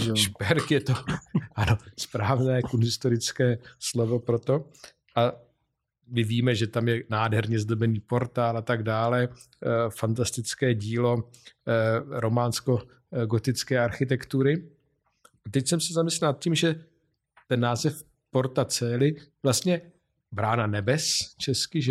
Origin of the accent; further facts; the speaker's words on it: Vysočina Region, Czechia; z Vysočiny, mé rodné krajiny